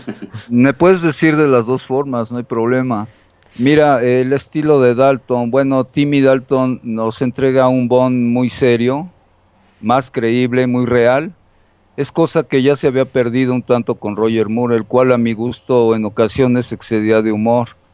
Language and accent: Spanish; Colombia; aquí en mi país, ustedes saben, en Colombia